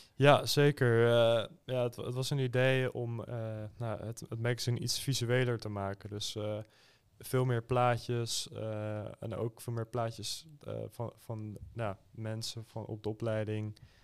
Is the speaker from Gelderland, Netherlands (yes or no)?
no; Schiedam, South Holland, Netherlands; Ik kom zelf uit Schiedam